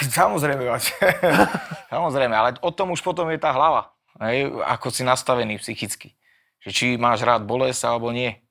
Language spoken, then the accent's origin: Slovak; Banská Bystrica, Banská Bystrica Region, Slovakia; ja teraz doma v Bystrici